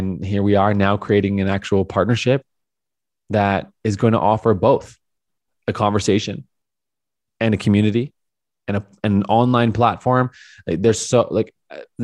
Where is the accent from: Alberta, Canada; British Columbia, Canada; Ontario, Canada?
Alberta, Canada; Calgary; moved away; move back to my hometown of Calgary for a short term